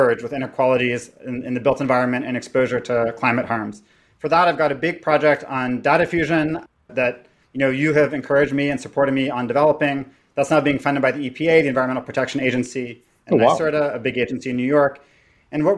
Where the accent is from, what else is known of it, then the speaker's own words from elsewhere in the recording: Toronto, Ontario, Canada; I was raised in Toronto by a Guatemalan immigrant and an estranged Jewish person